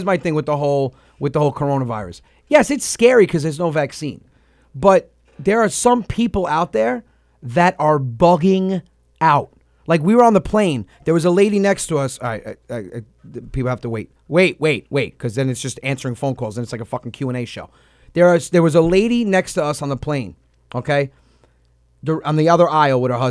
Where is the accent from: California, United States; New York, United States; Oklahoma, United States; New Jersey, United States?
New York, United States; New Rochelle; New Rochelle. I'm from New Rochelle.